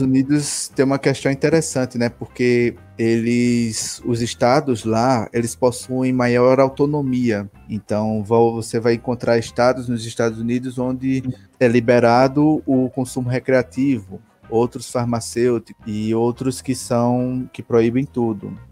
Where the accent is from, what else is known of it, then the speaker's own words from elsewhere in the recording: Recife, Pernambuco, Brazil; also born or lived in Campina Grande, Paraíba; Eu sou natural de Recife, Pernambuco, e mas não moro mais lá, moro agora no interior de Pernambuco